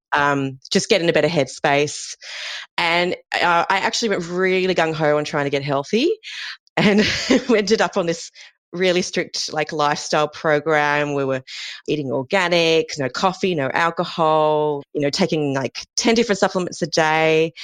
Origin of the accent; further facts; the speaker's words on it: Sydney, New South Wales, Australia; moved away as an adult; also born or lived in Melbourne; I'm originally from Sydney and I moved to Melbourne to start a PhD with my then boyfriend, now husband